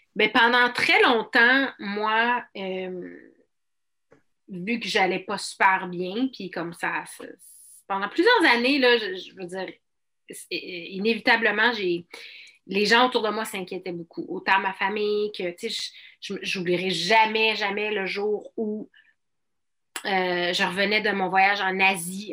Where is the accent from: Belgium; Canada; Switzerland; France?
Canada; Outaouais, Quebec; la région de l'Outaouais, mon patelin